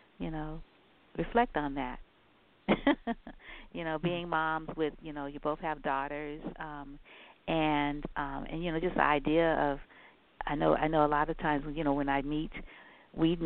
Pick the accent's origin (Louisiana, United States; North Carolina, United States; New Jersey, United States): Louisiana, United States; New Orleans; moved away; I'm from Louisiana, from New Orleans, and Magnolia is our state flower.